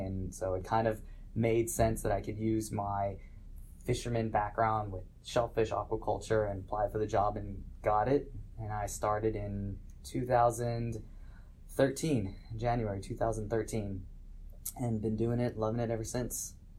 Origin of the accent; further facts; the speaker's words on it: Los Angeles, California, United States; I grew up in Los Angeles on the coast near Santa Monica